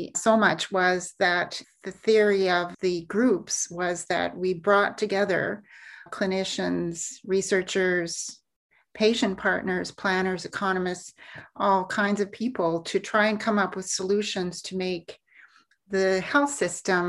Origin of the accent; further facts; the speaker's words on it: Alberta, Canada; I grew up in Alberta, born and raised